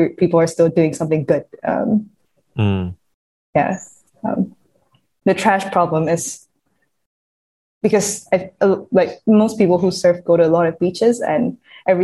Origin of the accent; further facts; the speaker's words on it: Yangon, Yangon Region, Myanmar; I grew up in Yangon, so I had no ocean around me.